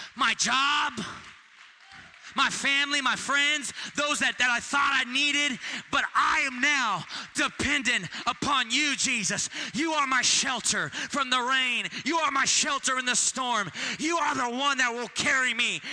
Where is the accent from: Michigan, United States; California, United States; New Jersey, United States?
California, United States; I'm from California